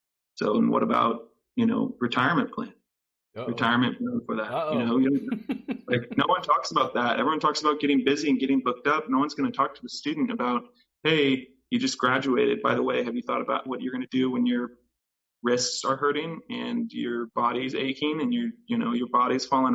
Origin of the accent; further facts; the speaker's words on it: Texas, United States; moved away; I'm from Texas originally